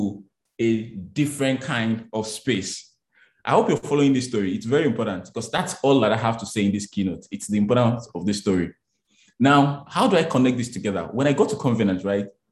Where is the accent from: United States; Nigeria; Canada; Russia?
Nigeria; Abeokuta, Ogun State; I grew up in Abeokuta, in Kuto. So I was grew up in the market